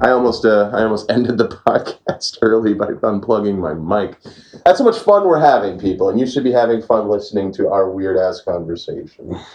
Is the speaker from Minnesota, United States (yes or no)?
yes; Brainerd, Minnesota, United States; Brainerd, Minnesota. Oh yeah, you're gonna make fun of my accent. It's crazy. I don't. I don't really have too much of one, but where I'm from, that's actually my hometown area.